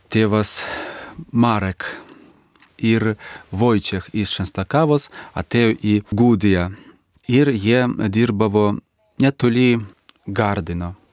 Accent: Minsk, Belarus; Lithuanian is a second language; aš važiuojant namo į Minską

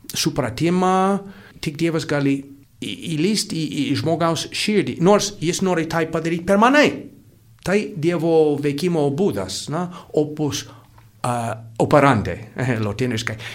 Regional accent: United States; now in Lithuania; Ir aš iš Amerikos

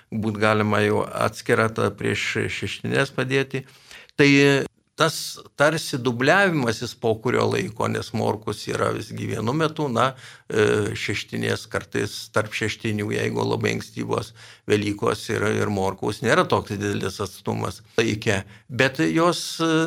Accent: Lithuania; mes lietuviai

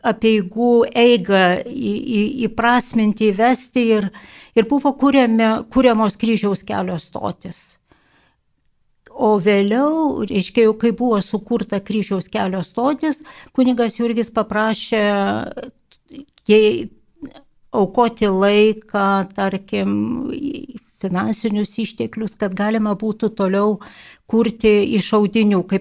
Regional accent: Lithuania; aš iš Kedraičių parapijos

